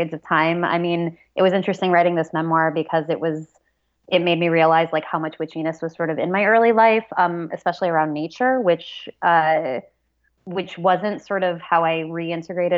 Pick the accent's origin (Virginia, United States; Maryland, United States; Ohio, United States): Ohio, United States; Cleveland; also born or lived in Minneapolis-Saint Paul, Minnesota; now in Minneapolis, United States; I'm a Midwesterner. I'm from Ohio originally